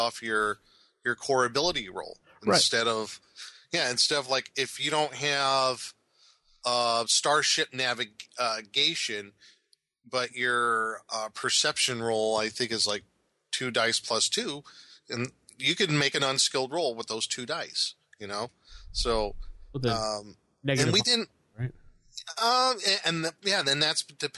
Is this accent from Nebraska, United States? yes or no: yes; Omaha, Nebraska, United States; the area where I grew up in Omaha